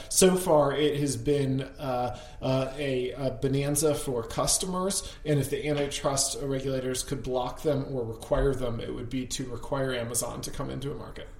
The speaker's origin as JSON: {"language": "English", "region": "Connecticut", "country": "United States", "said": "my home state of Connecticut"}